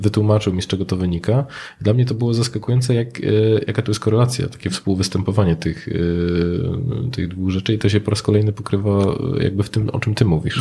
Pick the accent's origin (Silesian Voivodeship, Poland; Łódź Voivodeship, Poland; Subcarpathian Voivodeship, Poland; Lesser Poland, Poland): Silesian Voivodeship, Poland; u nas na Śląsku